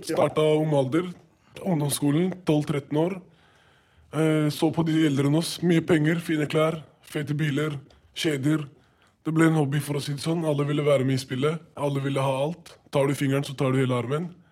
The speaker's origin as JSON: {"language": "Norwegian", "region": "Oslo", "country": "Norway", "said": "Jeg er fra Holmlia. Jeg er 18 eh, år gammel. Og jeg eh, er født og oppvokst med kriminalitet."}